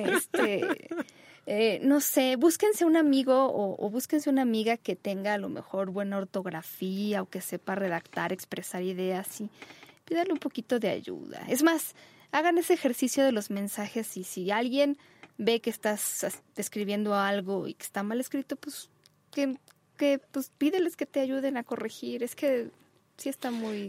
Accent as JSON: {"language": "Spanish", "country": "Mexico", "tie": "born or raised there", "said": "donde vivimos, nuestra querida México, que fue donde yo nací"}